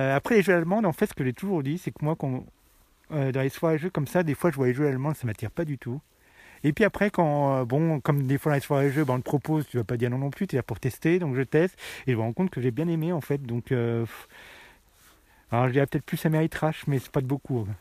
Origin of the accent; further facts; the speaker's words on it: Tarare, Auvergne-Rhône-Alpes, France; je viens de Tarare